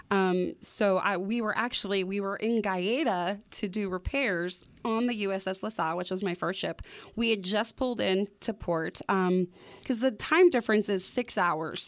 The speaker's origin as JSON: {"language": "English", "region": "Wyoming", "country": "United States", "tie": "born or raised there", "said": "growing up in Wyoming, like, the clear skies"}